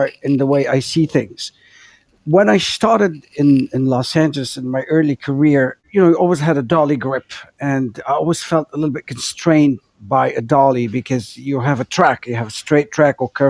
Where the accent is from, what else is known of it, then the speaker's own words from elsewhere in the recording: Beirut, Beirut Governorate, Lebanon; since I grew up in Beirut, where we lived under oppressive regimes and oppressive movement, since my childhood